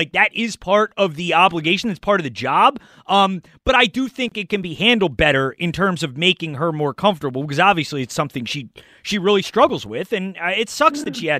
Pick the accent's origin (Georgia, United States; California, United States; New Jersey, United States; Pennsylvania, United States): Pennsylvania, United States; I am not. I am from Montgomery County.